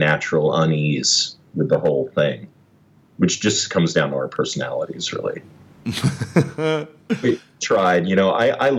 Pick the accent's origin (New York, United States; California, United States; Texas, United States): California, United States; Berkeley; my East Bay life, which is my home, actually. I mean, I grew up in Berkeley.